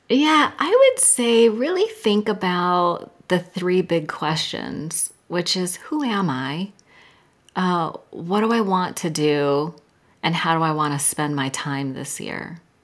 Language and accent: English; Silicon Valley, California, United States; I'm from Silicon Valley and I was in high tech sales